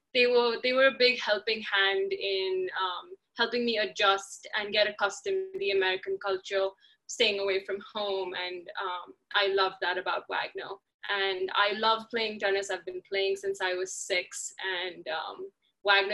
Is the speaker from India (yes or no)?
yes; India; moved away as an adult; also born or lived in United States; I come from India where college athletics is not a thing